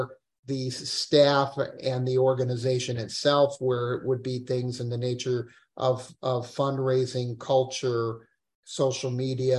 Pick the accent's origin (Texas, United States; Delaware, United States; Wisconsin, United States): Wisconsin, United States; Madison; also born or lived in Israel; I was born in Israel and grew up in Madison